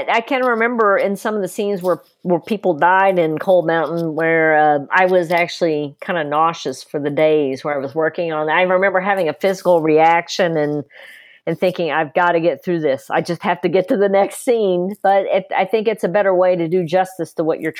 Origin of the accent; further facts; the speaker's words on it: the South, United States; Gene wrote it and then I southernized it because I grew up in the South